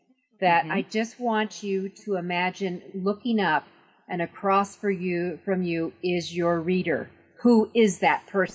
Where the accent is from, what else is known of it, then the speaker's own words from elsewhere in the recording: New York, United States; because, I mean, you and I come from New York.